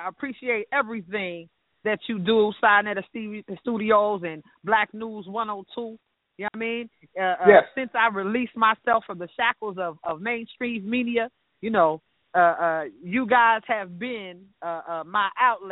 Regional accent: Hempstead, New York, United States; moved away as an adult; now in US South; I grew up in the streets of New York

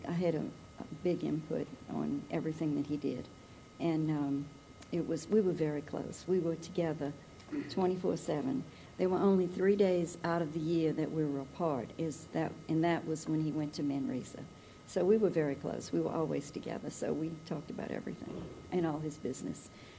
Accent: New Orleans, Louisiana, United States; I'm from New Orleans. My husband was from New Orleans. And we're just like one big family over there.

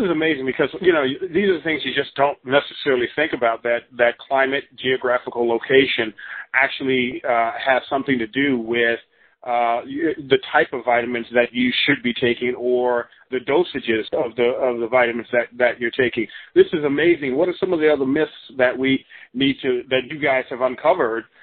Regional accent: Chicago, Illinois, United States; now in California, United States; I'm from Chicago

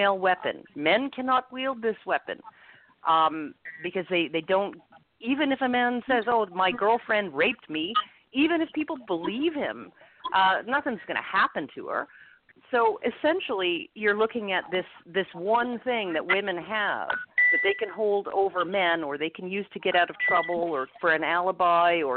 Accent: Edmonton, Alberta, Canada; I'm from Edmonton, Alberta, so I'm in Canada's Texas

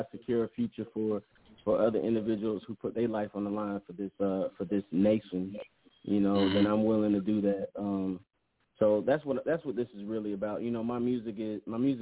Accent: California, United States; now in Georgia, United States; out here in Georgia, ATL area, you know, but I'm from California

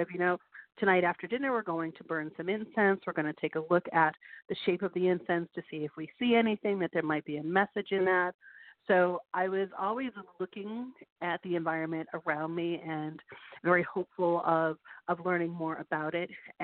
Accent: Western Massachusetts, United States; moved away as an adult; now in Portsmouth, United States; I grew up in Western Massachusetts

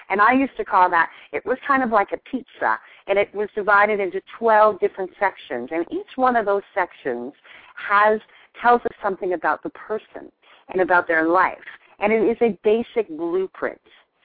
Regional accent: Canada; moved away as an adult; now in United States; I'm originally from Canada. And when I moved to the United States almost a decade ago now

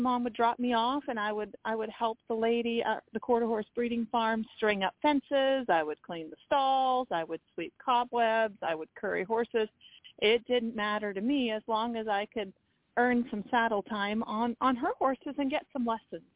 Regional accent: Maine, United States; now in Ocala, United States; growing up in Maine, which is where my family is from

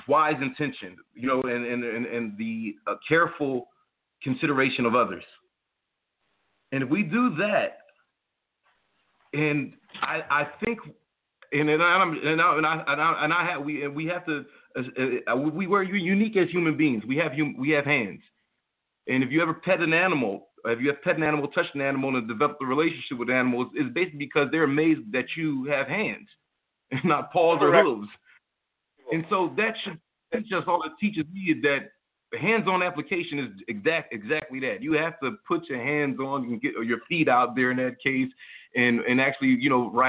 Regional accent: United States; I'm an American

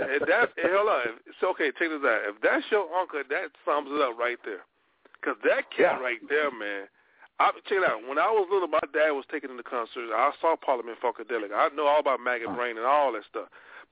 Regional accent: Monroe, Louisiana, United States; I'm from Monroe, Louisiana

